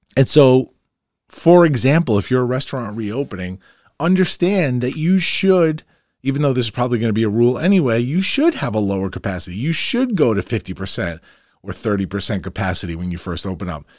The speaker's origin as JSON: {"language": "English", "town": "Farmingdale", "region": "New York", "country": "United States", "tie": "born or raised there", "said": "my hometown, Farmingdale."}